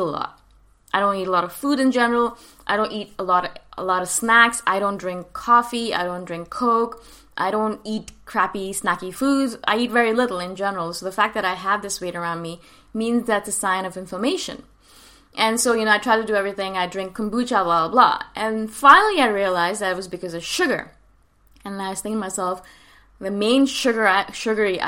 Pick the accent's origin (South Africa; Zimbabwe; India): India; North India; I come from North India